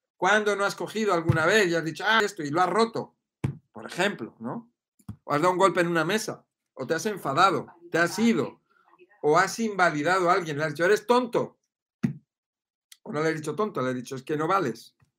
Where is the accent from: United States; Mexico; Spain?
Spain; Madrid, Community of Madrid; yo soy de Madrid